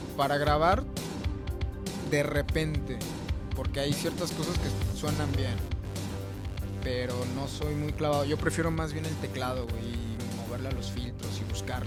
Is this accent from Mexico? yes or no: yes; Mexico; soy mexicano